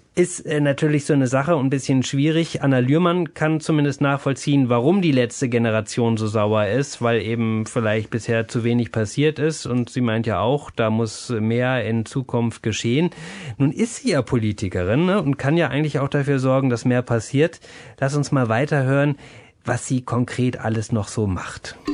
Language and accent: German; Germany; hier bei uns in Deutschland